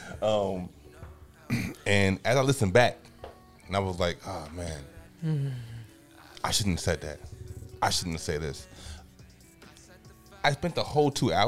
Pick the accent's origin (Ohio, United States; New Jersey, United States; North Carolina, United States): New Jersey, United States; Paterson; I'm from Patterson